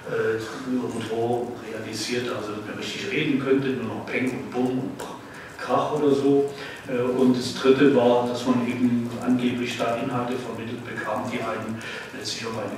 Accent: Frankenberg, Hesse, Germany; ich bin in Nordhessen in Frankenberg aufgewachsen

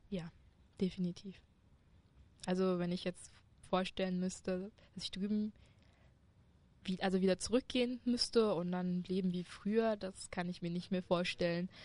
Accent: China; now in Germany; Ja, ich komme aus China

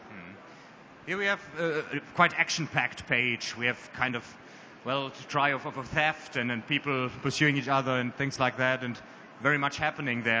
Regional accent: Germany; we as Germans

